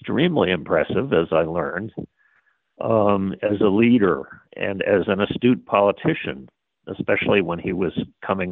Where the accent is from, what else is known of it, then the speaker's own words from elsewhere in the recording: Massachusetts, United States; my home state